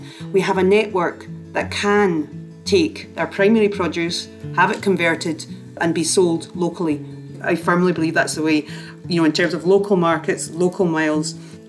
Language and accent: English; Oban, Scotland, United Kingdom; I hail from Oban, Argyll.